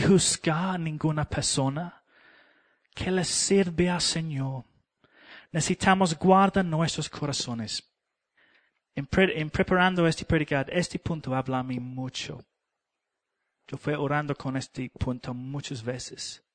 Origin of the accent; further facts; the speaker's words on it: England, United Kingdom; Spanish is a second language; moved away; yo soy inglés